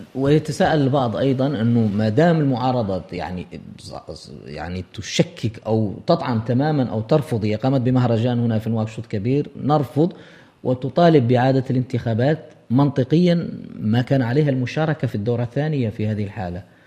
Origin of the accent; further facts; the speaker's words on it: Mauritania; اعتدنا وكبرنا عليها هنا في موريتانيا